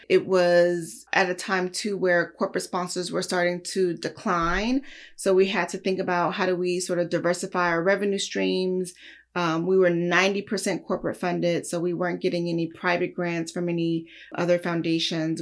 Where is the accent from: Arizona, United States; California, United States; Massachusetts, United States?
California, United States; Los Angeles; also born or lived in Lubbock, Texas; raised here in Los Angeles, in South Central